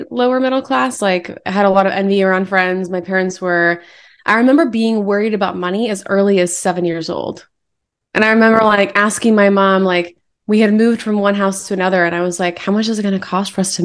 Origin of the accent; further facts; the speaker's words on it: New Jersey, United States; now in Houston, United States; I live in Houston, Texas now. I was from New Jersey